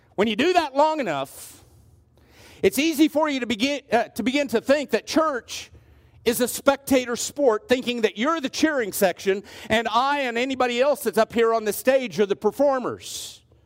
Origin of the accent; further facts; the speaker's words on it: Southwest Kansas, United States; I'm from Southwest Kansas.